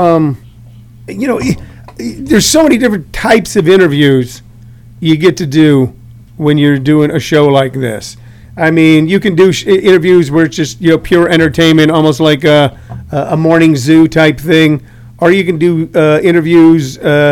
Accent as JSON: {"language": "English", "town": "St. Louis", "region": "Missouri", "country": "United States", "said": "I'm from St. Louis, so I can't really love the Chicago Cubs. I grew up watching the Cardinals"}